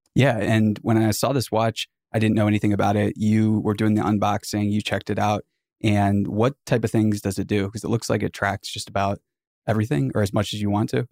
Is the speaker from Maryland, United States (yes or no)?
yes; Boonsboro, Maryland, United States; A small town in Western Maryland called Boonesboro.